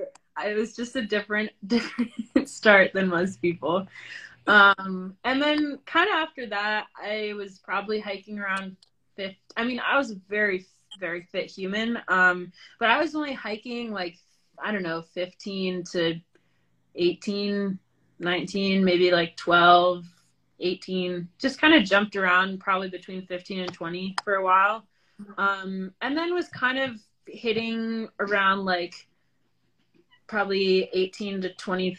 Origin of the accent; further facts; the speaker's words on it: East Coast, United States; growing up on the East Coast and having hiked so many sections of it